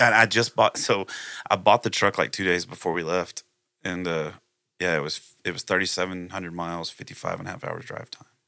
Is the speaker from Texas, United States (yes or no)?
yes; Plum Grove, Texas, United States; also born or lived in Splendora, Texas; I actually grew up in, uh, Plum Grove, Texas